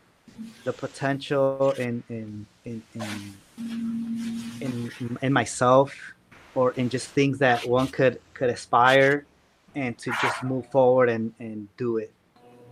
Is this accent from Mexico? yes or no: yes; San Luis Potosí, Mexico; moved away as an adult; now in Chicago, United States; I grew up in San Luis Potosí